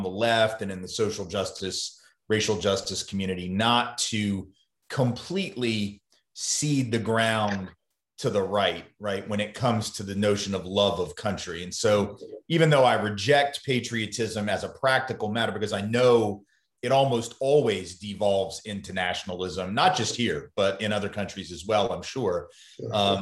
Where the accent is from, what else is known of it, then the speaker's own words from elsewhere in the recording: the South, United States; accent: Southern; I've come to peace with being a Southerner, being someone who's lived in the South my whole life